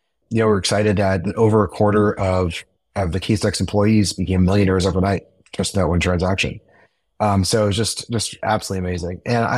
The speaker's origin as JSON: {"language": "English", "area": "Silicon Valley", "region": "California", "country": "United States", "tie": "born or raised there", "said": "I grew up in Silicon Valley"}